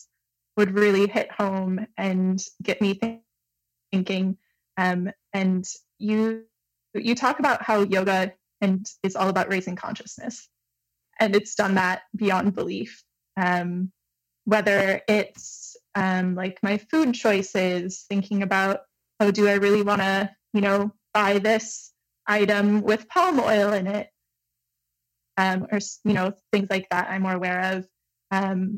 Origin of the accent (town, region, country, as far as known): Michigan, United States; now in Montreal, Canada